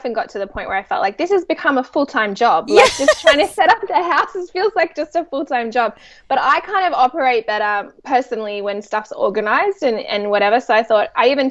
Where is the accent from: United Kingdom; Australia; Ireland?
Australia; Sydney, New South Wales; accent: Australian; moved away as an adult; now in Orange County, United States; born and raised in Australia, Sydney, Australia